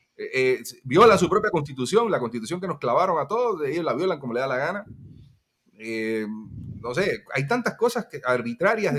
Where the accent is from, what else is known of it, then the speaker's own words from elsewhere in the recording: Cuba; somos cubanos